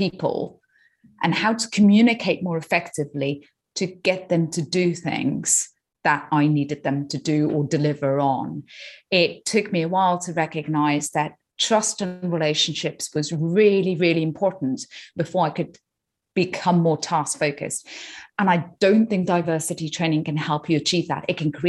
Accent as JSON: {"language": "English", "country": "India", "moved": "yes", "said": "So I'm from India originally. I've lived outside in 5 or 6 countries around the world."}